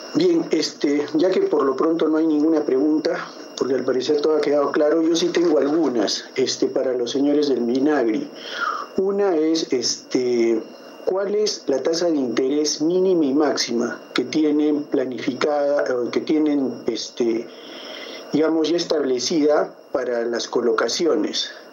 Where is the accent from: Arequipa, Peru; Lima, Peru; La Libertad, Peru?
Arequipa, Peru; yo soy de Arequipa, en Arequipa tenemos un desierto muy grande